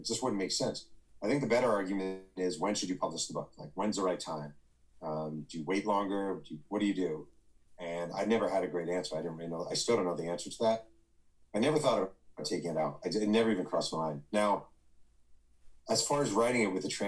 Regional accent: New York, United States; moved away as an adult; now in California, United States; I've been out here for 6 years in California. I'm from New York

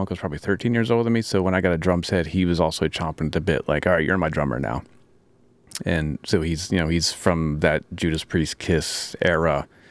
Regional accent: Maryland, United States; I'm from Maryland

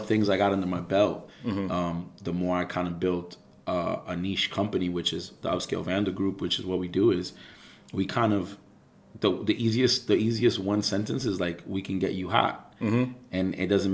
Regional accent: New York City, New York, United States; I'm from Ozone Park, which is an area that's right on literally the bordering avenue of East New York, Brooklyn, and Jamaica, Queens

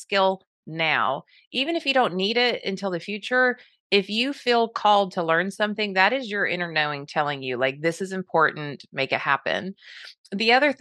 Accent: Southern California, United States; I grew up in Southern California

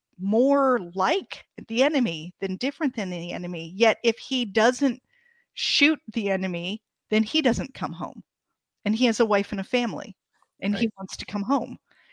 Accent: Ohio, United States; I grew up in Ohio in a very Germanic area

